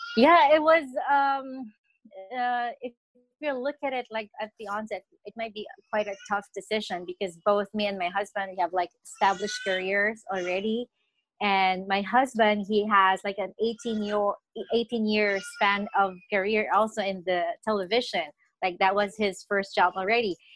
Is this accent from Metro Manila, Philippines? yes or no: no; Nueva Ecija, Central Luzon, Philippines; moved away as an adult; also born or lived in Quezon City, Philippines; now in Canada; I was born and raised in the Philippines. I'm from Nueva Ecija